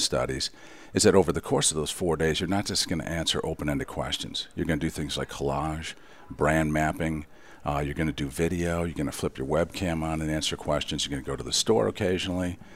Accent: Detroit, Michigan, United States; I'm from Detroit, so cars are dear to me

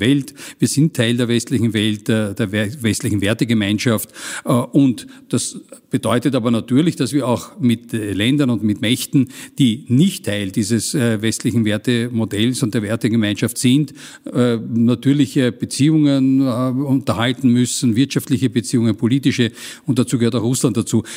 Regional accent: Austria; als Österreicher

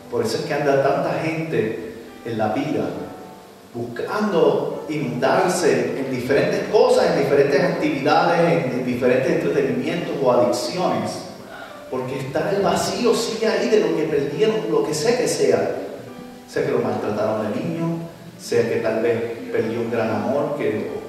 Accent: Puerto Rico; mi país, Puerto Rico

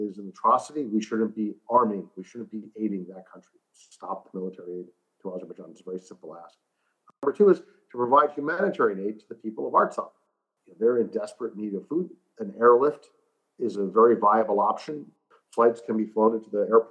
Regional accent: United States; an American of Armenian heritage

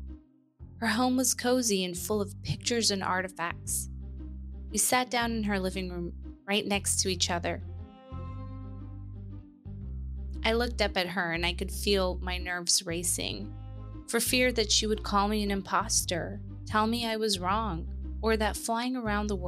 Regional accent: Afghanistan; moved away; I'm originally from Afghanistan

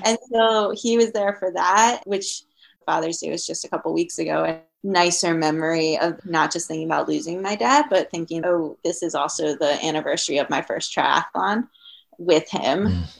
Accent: Maryland, United States; moved away as an adult; also born or lived in New York / Colorado

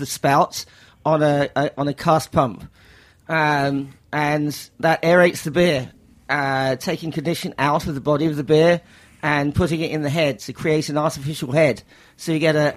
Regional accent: Brighton, South East England, United Kingdom; now in New York, United States; I'm from Brighton, which is south coast, 50 miles south of London.

